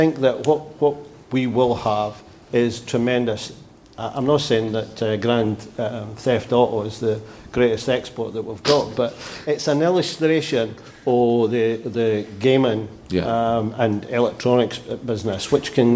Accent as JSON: {"language": "English", "region": "Scotland", "country": "United Kingdom"}